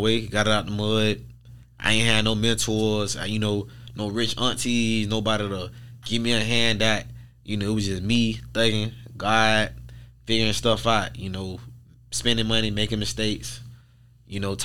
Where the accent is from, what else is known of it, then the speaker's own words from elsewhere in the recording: Pompano Beach, Florida, United States; from Pompano Beach, Florida, born and raised